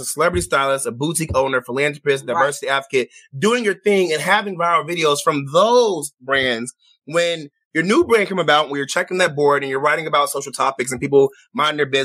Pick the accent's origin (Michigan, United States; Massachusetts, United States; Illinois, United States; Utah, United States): Illinois, United States; Chicago; I'm from Chicago as well